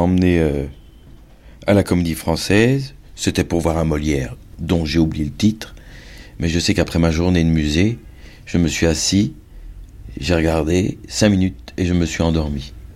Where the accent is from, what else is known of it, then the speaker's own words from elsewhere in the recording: Brussels, Brussels-Capital Region, Belgium; moved away; comme je suis bruxellois